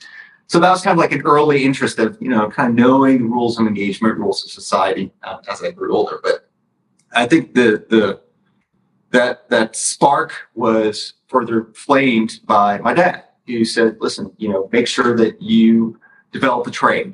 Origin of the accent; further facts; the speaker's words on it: Dallas, Texas, United States; also born or lived in Mount Vernon, New York; as native gets nowadays by Dallas standards, but I actually moved here at the age of five.